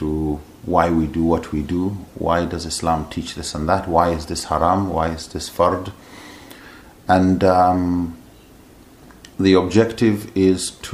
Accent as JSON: {"language": "English", "country": "Nigeria", "tie": "born or raised there", "also_born_or_lived": "Edinburgh, Scotland / Amman, Jordan", "said": "I come from Nigeria, mm-hmm. born there, mm-hmm. and grew up there for most of my life."}